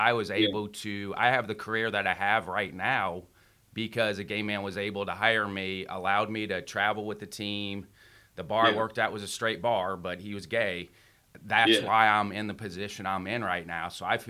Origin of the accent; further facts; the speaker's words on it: Midwest, United States; I grew up in the Midwest